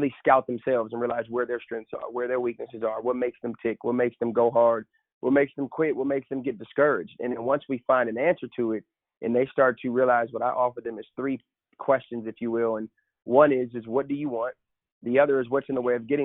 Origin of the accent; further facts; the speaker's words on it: Seattle, Washington, United States; moved away as an adult; also born or lived in New York; born and raised in Seattle, Washington